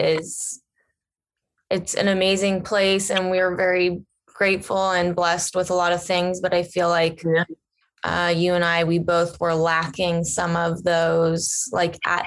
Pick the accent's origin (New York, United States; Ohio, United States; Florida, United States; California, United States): Ohio, United States; Cincinnati; We grew up together in Cincinnati, Ohio.